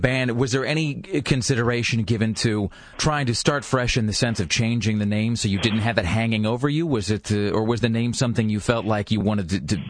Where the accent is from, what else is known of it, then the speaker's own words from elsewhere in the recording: Pacific Northwest, United States; When growing up in the Northwest, you know, there's such a huge musical legacy, and you know, every region has its own distinct heroes and legends and icons, and you know, the Northwest is certainly no exception.